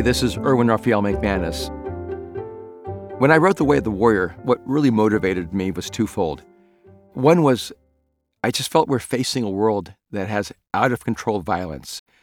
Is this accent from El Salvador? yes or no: yes; El Salvador; first language Spanish; English is a second language; moved away; I'm an immigrant from El Salvador and Spanish was my first language